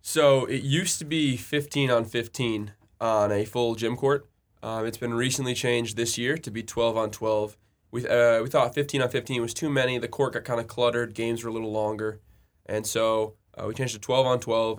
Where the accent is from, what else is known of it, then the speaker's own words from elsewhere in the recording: Royal Oak, Michigan, United States; I'm from Royal Oak, Michigan, which is, if you're unfamiliar, it's like Metro Detroit area